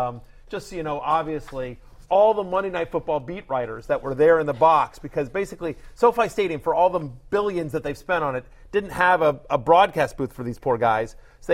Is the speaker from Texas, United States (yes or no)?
yes; Texas, United States; I grew up in Texas